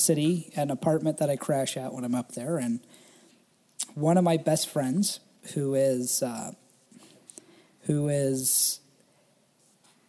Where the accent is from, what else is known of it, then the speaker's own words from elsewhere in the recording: Indiana, United States; I was born in Indiana, deep inside the Independent Fundamental Baptist cult.